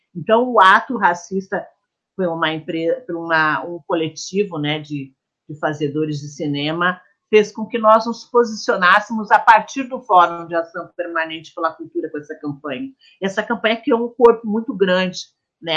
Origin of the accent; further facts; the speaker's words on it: Porto Alegre, Rio Grande do Sul, Brazil; nascida e criada em Porto Alegre, Rio Grande do Sul